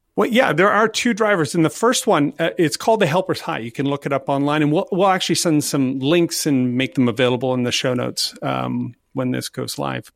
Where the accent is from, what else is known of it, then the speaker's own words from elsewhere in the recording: Canada; I'm Canadian